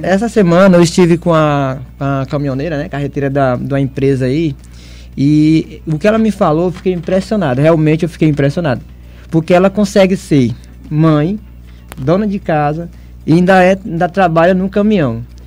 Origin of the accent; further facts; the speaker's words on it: Nazaré, Brazil; moved away; Meu alô lá pra minha cidade. A Adriana sabe, conhece, que é a uhum. cidade de Nazaré